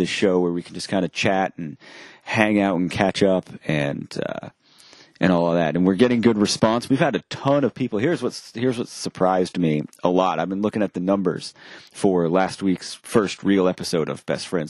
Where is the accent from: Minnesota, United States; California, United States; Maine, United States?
Maine, United States; growing up in Maine